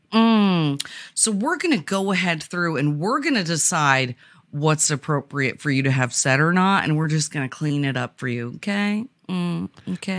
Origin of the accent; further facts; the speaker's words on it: Vermont, United States; I grew up in Vermont, which at the time of of my youth was predominantly white.